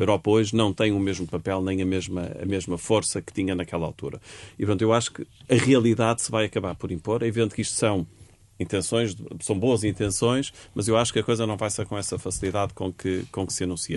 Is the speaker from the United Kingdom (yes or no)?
no; Portugal; enquanto portugueses